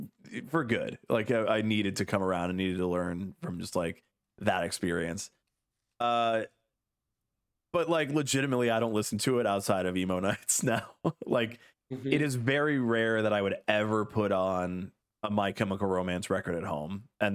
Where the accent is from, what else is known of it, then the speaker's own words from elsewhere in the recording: Illinois, United States; So being that I was like a teenager at the time, right, like growing up in the Chicago suburbs